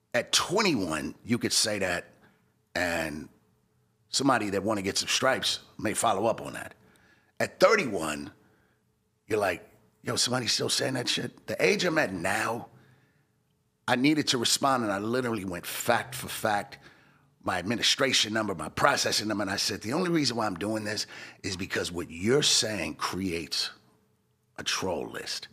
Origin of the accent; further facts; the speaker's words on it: Los Angeles, California, United States; moved away as an adult; now in Arizona, United States; I'm from sixties. And that's a bl-, black peace stone neighborhood